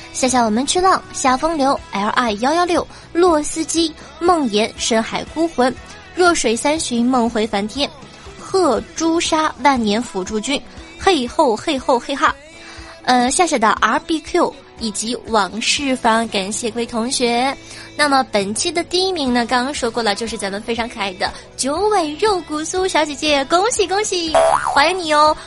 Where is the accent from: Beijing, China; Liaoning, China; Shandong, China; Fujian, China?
Liaoning, China; Dalian; 我也是大连的哟